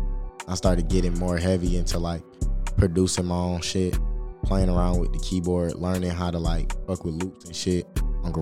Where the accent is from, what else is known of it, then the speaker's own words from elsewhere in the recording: Atlanta, Georgia, United States; also born or lived in Smyrna, Georgia / South Fulton County, Georgia; I'm from Atlanta